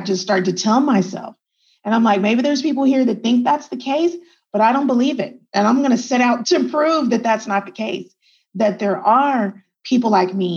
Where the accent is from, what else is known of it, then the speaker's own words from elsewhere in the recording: Texas, United States; also born or lived in El Paso, Texas / Germany; I'm a Texan and I was born in El Paso, Texas. But my dad was in the military. So then my first like 5 years, I lived in Germany. And then we came back to the United States, came back to Texas. And like I said, I grew up in Texas